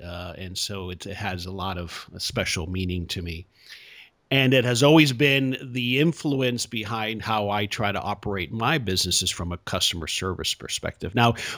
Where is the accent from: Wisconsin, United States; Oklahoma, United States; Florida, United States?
Florida, United States; South; I grew up in South Florida.